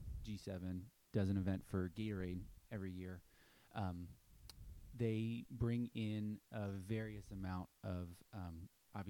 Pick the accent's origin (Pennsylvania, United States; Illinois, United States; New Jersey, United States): Pennsylvania, United States; Philadelphia; also born or lived in Boston; now in Nashville, United States; I grew up in Philly